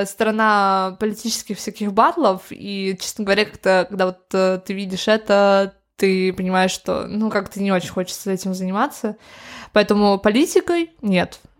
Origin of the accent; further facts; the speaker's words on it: Moscow, Russia; born there; Я в Москве родилась.